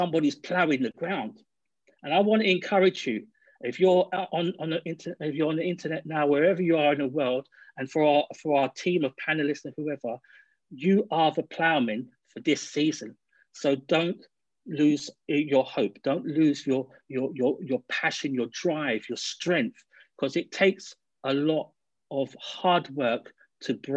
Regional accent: London, United Kingdom; I was born in a move of God in London, and I grew up in London, and I'm very much a Londoner

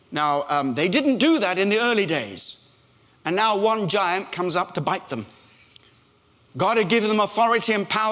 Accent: Australia; accent: Australian; moved away; also born or lived in Africa; I was born in Africa, brought up in Australia

